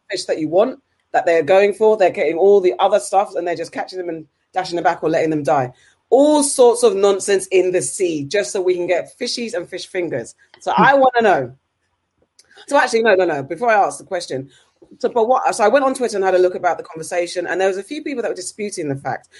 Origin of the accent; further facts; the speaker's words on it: United Kingdom; as a British citizen